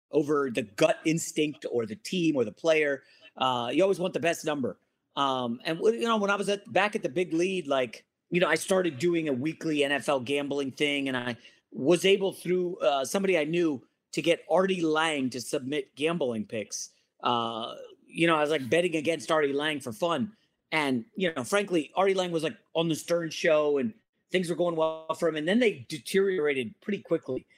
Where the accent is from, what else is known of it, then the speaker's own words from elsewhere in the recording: Northern Virginia, United States; also born or lived in New York; now in Los Angeles, United States; we grew up in Northern Virginia